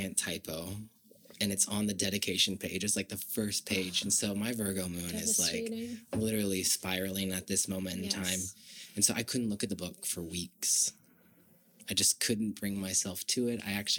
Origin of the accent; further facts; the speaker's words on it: Virginia, United States; I grew up in Virginia